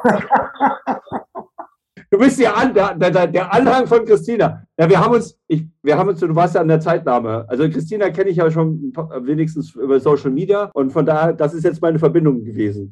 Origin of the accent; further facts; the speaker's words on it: near Herborn, Hesse, Germany; moved away; Richtung meiner alten Heimat gefahren, Richtung äh, Siegen